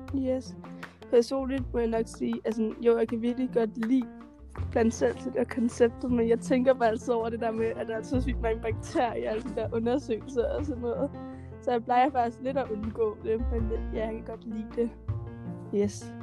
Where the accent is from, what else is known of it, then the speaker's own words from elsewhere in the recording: Denmark; jeg som dansker er en af dem